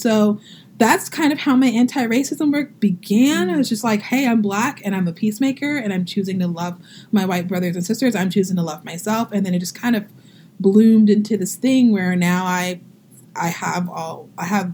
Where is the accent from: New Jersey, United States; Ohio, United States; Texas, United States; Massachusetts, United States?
Texas, United States; Southeast; also born or lived in New Orleans / Boston; now in St. Paul, Minnesota, United States; I'm originally from Southeast Texas